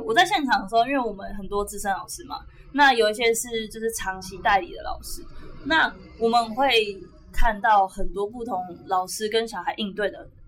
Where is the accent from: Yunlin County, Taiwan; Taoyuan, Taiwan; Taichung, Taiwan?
Taoyuan, Taiwan; also born or lived in Taipei; 我，我本身是桃园人，对。所以我应该可以说我自己北部人